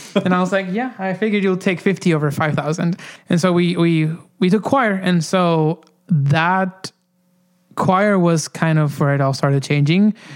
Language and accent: English; Honduras; moved away; growing up in Honduras